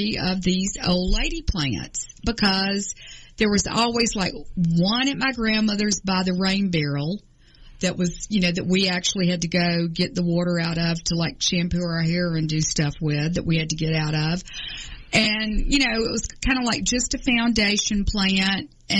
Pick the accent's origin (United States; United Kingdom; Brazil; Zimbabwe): United States; Atlanta, Georgia; I grew up in Atlanta, and my family, my father was from Thompson, Georgia. My mother was from Carrollton, Georgia.